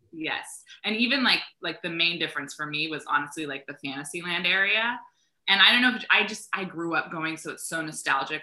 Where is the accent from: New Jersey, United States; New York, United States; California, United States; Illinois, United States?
California, United States; Northern; I grew up in Northern California. I've been a Cali girl my whole life transitioned to Southern California in when I went to college, UCLA.